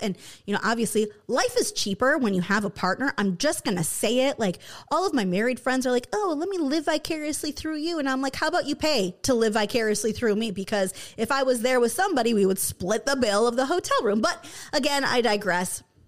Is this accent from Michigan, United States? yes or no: yes; Michigan, United States; moved away; I grew up in Michigan